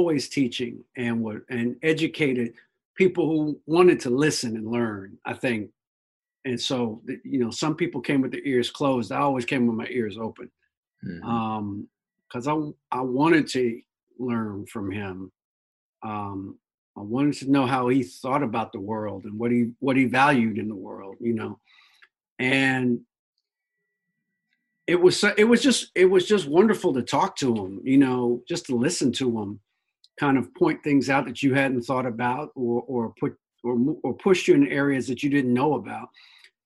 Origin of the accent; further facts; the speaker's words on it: Washington, District of Columbia, United States; I grew up in Northeast D.C.